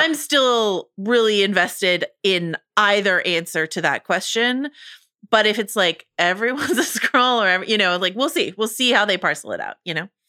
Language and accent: English; United States; accent: American; my American accent